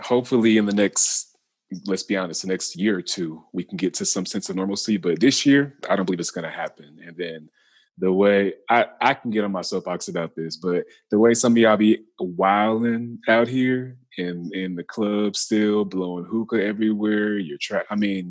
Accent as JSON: {"language": "English", "town": "Lewisville", "region": "Texas", "country": "United States", "also_born_or_lived": "Baton Rouge / Memphis", "said": "Yeah, so I'm originally from Lewisville, Texas. I moved a couple times. So I went from Lewisville, Texas to Baton Rouge, Louisiana, to Memphis, Tennessee"}